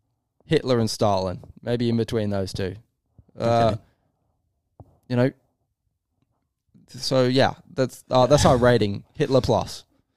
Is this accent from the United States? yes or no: no; England, United Kingdom; I do. I'm English.